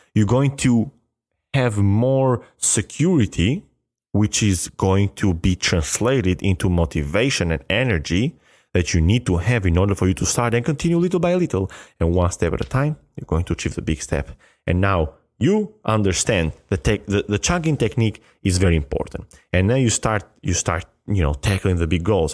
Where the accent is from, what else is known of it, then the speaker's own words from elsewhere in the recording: Albania; English is a second language; moved away as an adult; now in United States; my high school in Albania